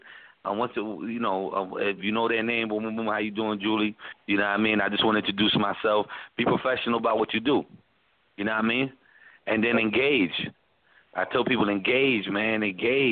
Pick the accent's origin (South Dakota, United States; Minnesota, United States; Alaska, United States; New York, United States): New York, United States; New York City; moved away as an adult; also born or lived in Atlanta; I'm originally from the Bronx, you know, born and raised in New York, man, for 30-plus years of my life